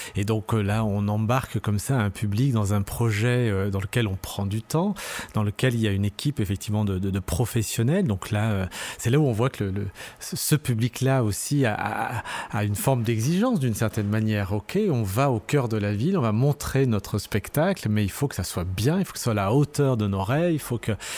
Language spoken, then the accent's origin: French; Lyon, Auvergne-Rhône-Alpes, France; also born or lived in Saint-Priest; Je suis né à Lyon, mais euh, d'origine euh, algérienne, euh, kabyle